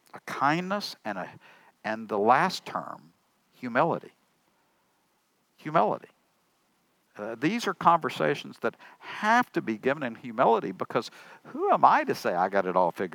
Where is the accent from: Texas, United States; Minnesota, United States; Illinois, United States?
Texas, United States; Tyler; Tyler, my hometown